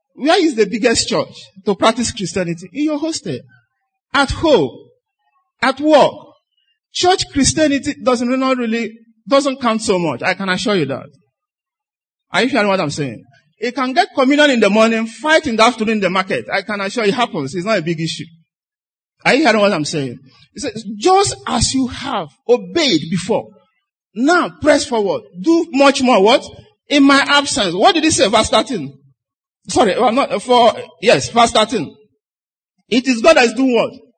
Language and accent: English; Nigeria; I'm a Nigerian